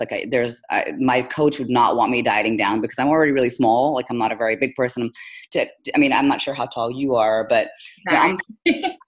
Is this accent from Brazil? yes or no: no; Philippines; moved away as an adult; also born or lived in India; now in United States; I'm actually Indian by nationality, by descent, but I was born and raised in the Philippines, came to the US for college, so that's probably why I sound so not like an Indian